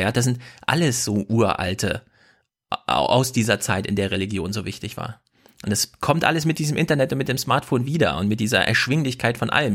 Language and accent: German; Jena, Thuringia, Germany; ich komme ja aus Jena